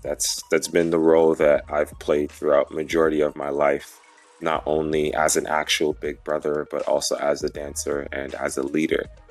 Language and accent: English; New York, United States; also born or lived in St. Lucia; I have lived in New York for most of my life